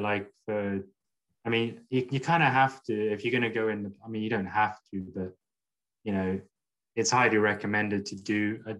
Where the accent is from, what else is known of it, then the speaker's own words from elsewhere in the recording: England, United Kingdom; now in Scotland, United Kingdom; I grew up in England